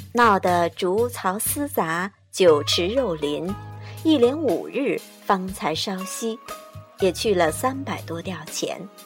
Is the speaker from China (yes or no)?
yes; China; 我们中国人过年的风俗没有变。我们的民族文化是一脉相承的。